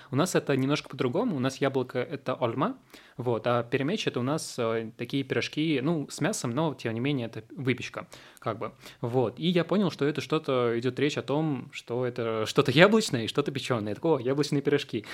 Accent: Russia; first language Uzbek; Russian is a second language; also born or lived in Tashkent, Uzbekistan; я вырос в России, я с 6 лет здесь, и, по сути, вся моя сознательная жизнь, она прошла здесь

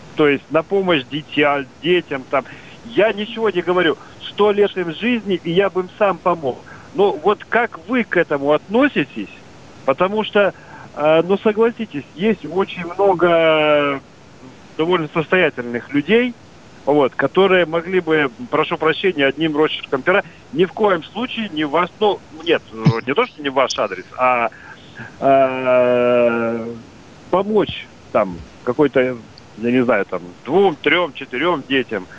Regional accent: Odesa, Odesa Oblast, Ukraine; now in Saint Petersburg, Russia; я сам родился и вырос в Одессе

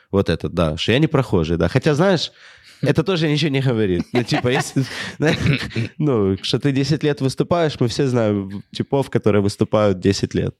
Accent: Ukraine; я вот комик из Украины

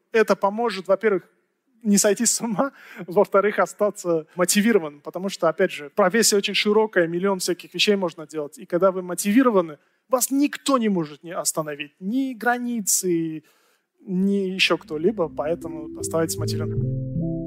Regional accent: Tajikistan; в Таджикистане, у меня на родине

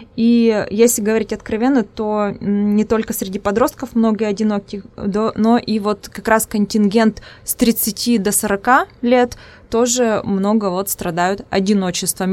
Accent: Udmurtia, Russia; accent: Udmurt; first language Udmurt; Russian is a second language; у меня акцент, да, свой родной язык, у меня удмуртский, поэтому у меня акцент своеобразный, вот удмуртский.

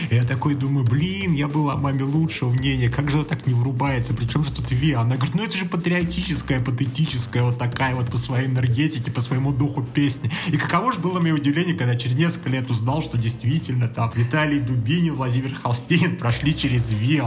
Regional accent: Orsk, Orenburg Oblast, Russia; мой родной город Орск, соответственно, Оренбургская Московская область

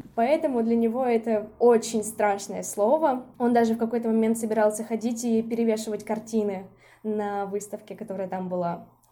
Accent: Izhevsk, Udmurtia, Russia; moved away as an adult; also born or lived in Saint Petersburg; now in Izhevsk, Russia; я родилась в Ижевске, это мой родной город

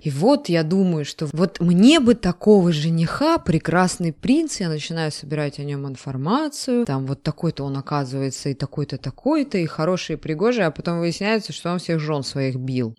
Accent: Kursk Oblast, Russia; я выросла в Курской области

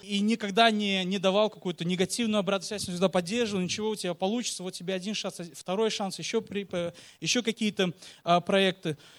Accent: Uzbekistan; мы, как я уже сказал, родом из Узбекистана

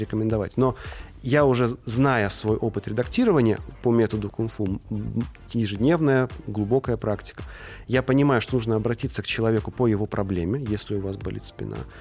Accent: Tula Oblast, Russia; Я сам из Тульской области, ну, живу в Туле

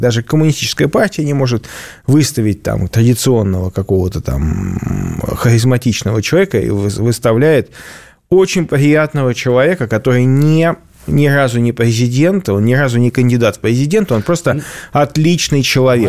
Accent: Saint Petersburg, Russia; я как петербуржец

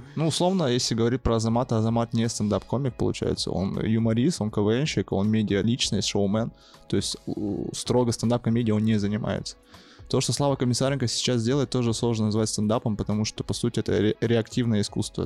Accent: Yakutsk, Sakha Republic, Russia; moved away as an adult; now in Moscow, Russia; я родился в Якутске, живу в Москве полтора года, не по своей воле

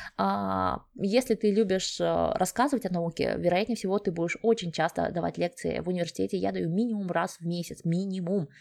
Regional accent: Kazakhstan; moved away as an adult; also born or lived in Sweden; now in Germany; Я сама родом из Казахстана

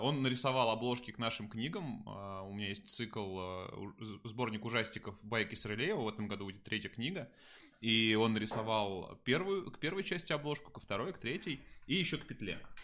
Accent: Tambov, Tambov Oblast, Russia; moved away; я жил вот как раз в Тамбове очень долго. Я из Тамбова родом

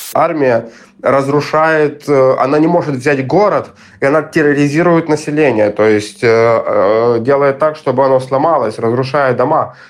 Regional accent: Kharkiv, Kharkiv Oblast, Ukraine; moved away as an adult; Я родился и вырос в Харькове

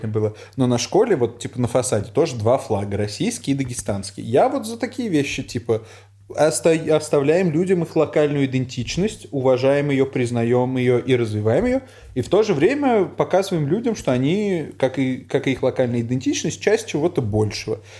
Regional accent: Uzbekistan; Из Узбекистана. И все, что меня как-то культурно сформировало, тоже все было на русском языке. В смысле, я вырос там на Карлсоне

